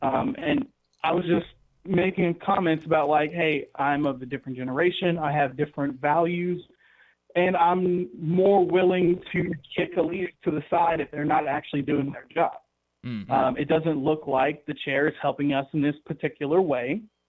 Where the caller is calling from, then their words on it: Gadsden, Alabama, United States; I'm calling from Gadsden, Alabama.